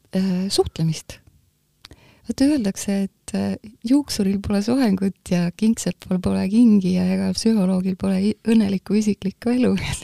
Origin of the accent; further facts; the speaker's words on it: Tallinn, Harju County, Estonia; also born or lived in Muhu; Muhust ma olen pärit küll, aga ma olen tegelikult Tallinnas üles kasvanud. et ma olin kaks ja pool